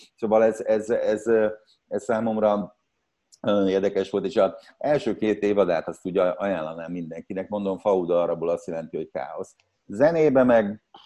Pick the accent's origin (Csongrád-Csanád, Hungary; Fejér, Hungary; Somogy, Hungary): Csongrád-Csanád, Hungary; Szeged; moved away as an adult; szegedi, szegedi születésű vagyok, és 20 éves koromig ott éltem